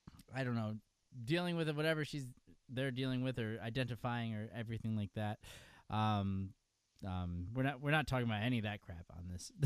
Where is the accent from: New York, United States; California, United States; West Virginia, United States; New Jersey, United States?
New York, United States; upstate; accent: New York; I don't have an accent, Phil. I'm from New York.